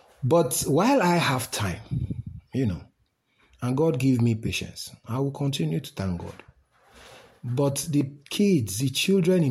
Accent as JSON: {"language": "English", "country": "Nigeria", "said": "as a Nigerian in the trenches"}